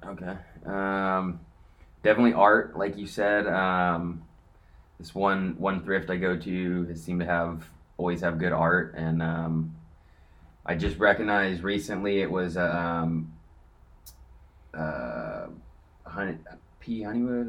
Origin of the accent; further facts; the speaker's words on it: Corona, California, United States; I grew up in Corona, to be specific, uh, which is like right between San Diego and LA.